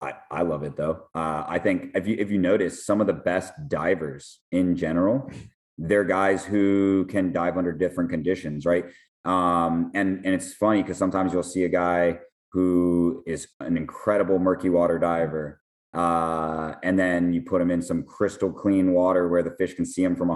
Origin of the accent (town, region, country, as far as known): Miami, Florida, United States